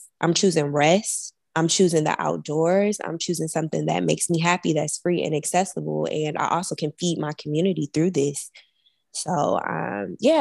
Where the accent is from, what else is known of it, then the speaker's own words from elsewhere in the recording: Milwaukee, Wisconsin, United States; moved away; I'm from Milwaukee, Wisconsin